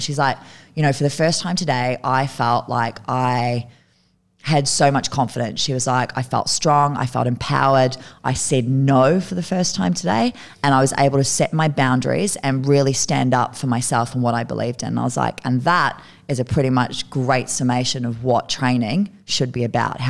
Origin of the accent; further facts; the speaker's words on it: Kerikeri, Northland, New Zealand; also born or lived in United Kingdom; I grew up in New Zealand. Yep. Yeah, yeah. I moved to New Zealand from the UK when I was 10. So I went to military school until I was 10. And then I moved to New Zealand after that because our only family was in New Zealand.